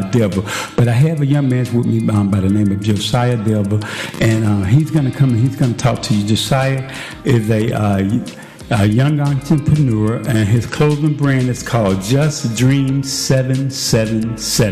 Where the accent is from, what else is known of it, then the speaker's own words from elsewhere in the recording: Chicago, Illinois, United States; now in Junction City, United States; I grew up in Chicago originally on the south side of Chicago